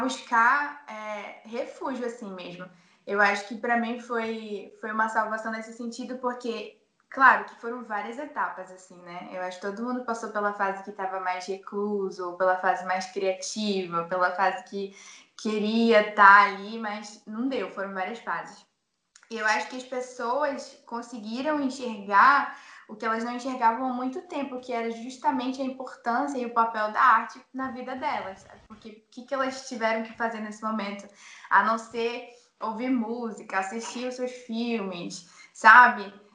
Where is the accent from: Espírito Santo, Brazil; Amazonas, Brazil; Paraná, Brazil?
Amazonas, Brazil; Manaus; Eu sou de Manaus